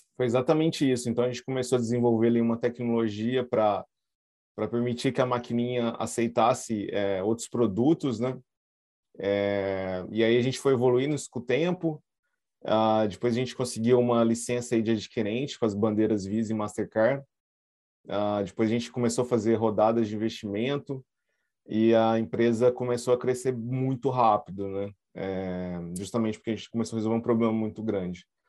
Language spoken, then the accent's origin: Portuguese; Brazil; a gente, como brasileiro